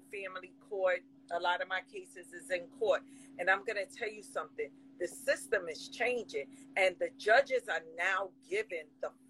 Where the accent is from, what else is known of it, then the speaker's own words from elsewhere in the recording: New York City, New York, United States; I grew up in the Bronx.